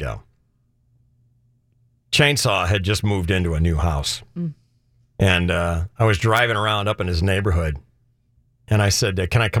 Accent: Chicago, Illinois, United States; Where I grew up in Chicago

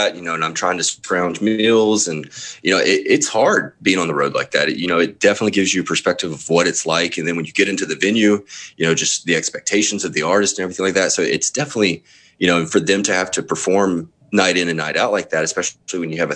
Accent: Jackson, Mississippi, United States; moved away as an adult; also born or lived in Tupelo, Mississippi / Memphis, Tennessee; I was born and spent the first 26 years of my life in Mississippi

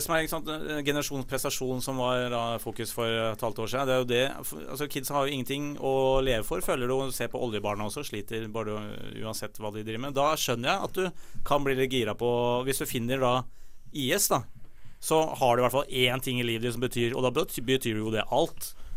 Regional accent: Oslo, Norway; also born or lived in Holmenkollen, Oslo; jeg er egentlig fra, fra Tøyen

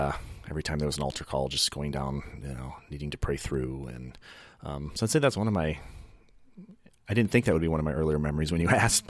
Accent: Michigan, United States; now in Oregon, United States; I grew up in Michigan.

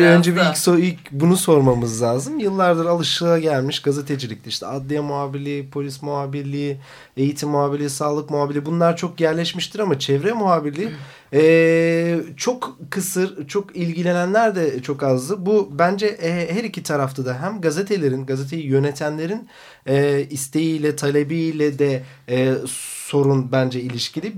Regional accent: Black Sea Region, Turkey; bir Karadeniz çocuğuyum

